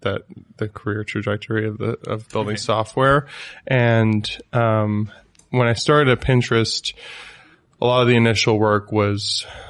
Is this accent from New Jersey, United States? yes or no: yes; New Jersey, United States; also born or lived in New York; So, yeah, BetaWorks is in New York. I'm from New Jersey.